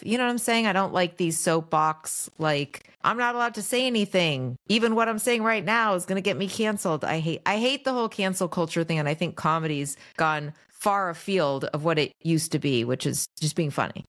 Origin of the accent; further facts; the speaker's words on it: Los Angeles, California, United States; also born or lived in New York; I mostly have lived here in L